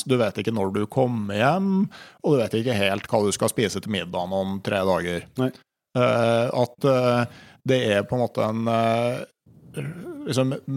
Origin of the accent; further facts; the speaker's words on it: Gausdal, Innlandet, Norway; Hjemme i Gausdal